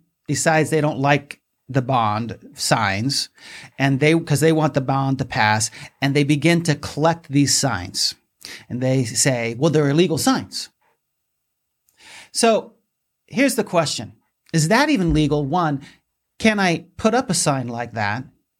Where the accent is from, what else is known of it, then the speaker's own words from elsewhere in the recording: Gilbert, Arizona, United States; my hometown, Gilbert.